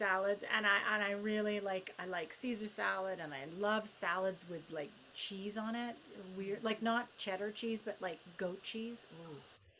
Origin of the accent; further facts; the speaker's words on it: United Kingdom; I have a cup of tea because, you know, I'm British.